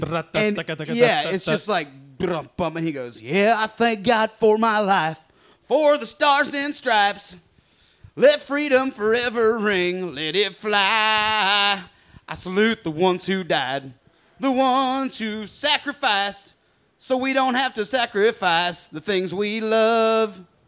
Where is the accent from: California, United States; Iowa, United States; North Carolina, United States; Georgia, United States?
Georgia, United States; I'm from Georgia.